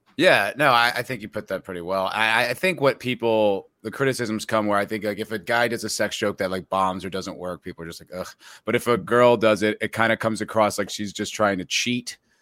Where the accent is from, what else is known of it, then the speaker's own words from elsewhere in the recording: New Jersey, United States; also born or lived in New York; I'm from New Jersey